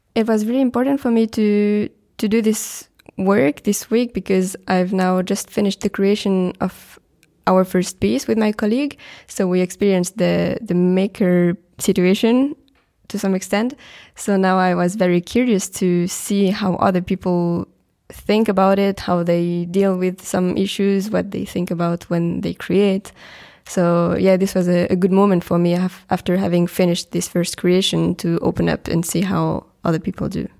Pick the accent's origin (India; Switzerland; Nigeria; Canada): Switzerland; I'm coming from Switzerland